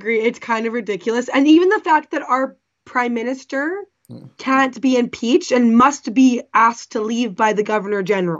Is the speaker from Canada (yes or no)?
yes; Canada